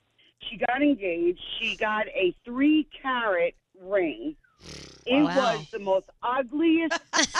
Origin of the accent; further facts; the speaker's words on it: New York City, New York, United States; now in Burlington, United States; I'm originally from the New York City area